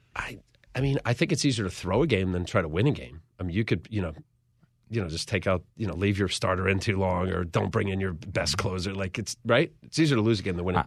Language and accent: English; Ocean County, New Jersey, United States; growing up in Ocean County